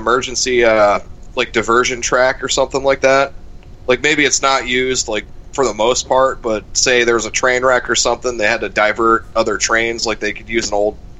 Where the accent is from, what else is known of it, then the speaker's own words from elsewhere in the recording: Ashtabula, Ohio, United States; moved away; I'm from Ashtabula, which has like a pretty big train hub.